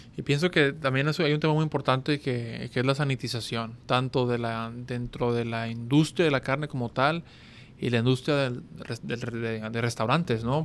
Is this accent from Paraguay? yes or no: no; Monterrey, Nuevo León, Mexico; estamos en mi tierra, estamos en, Monterrey, Nuevo León